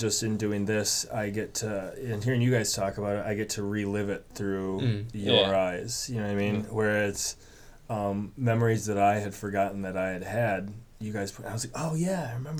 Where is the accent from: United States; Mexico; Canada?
United States; Petoskey, Michigan; moved away; I grew up in Petoskey, which is about 30 minutes south of that dark sky park.